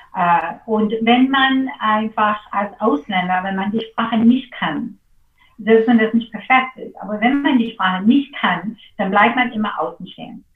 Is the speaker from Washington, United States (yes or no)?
yes; Seattle, Washington, United States; German is a second language; moved away as an adult; now in Berlin, Germany; ich bin in Seattle geboren und ich bin aufgewachsen ähm, auf einem Insel in Lake Washington